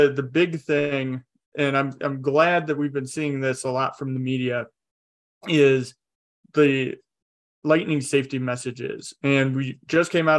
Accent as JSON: {"language": "English", "area": "north of Detroit", "region": "Michigan", "country": "United States", "tie": "born or raised there", "also_born_or_lived": "Oklahoma", "moved": "as an adult", "lives_now": "Colorado, United States", "said": "growing up in Michigan, just a little bit north of Detroit"}